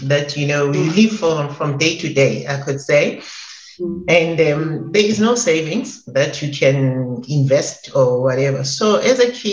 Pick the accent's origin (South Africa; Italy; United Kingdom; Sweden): South Africa; I'm South African, and I grew up in a location like most Black kids in South Africa